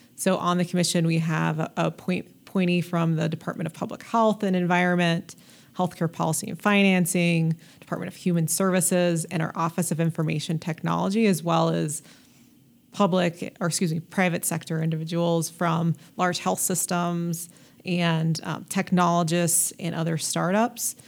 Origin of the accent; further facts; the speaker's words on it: Denver, Colorado, United States; I grew up in North North Denver, Adams County area.